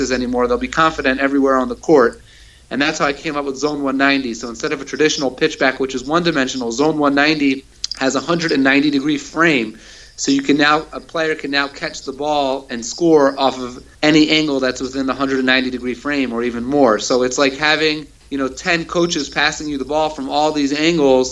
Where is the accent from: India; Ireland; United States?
United States; Baltimore, Maryland; moved away as an adult; also born or lived in Israel; I grew up in Baltimore, Maryland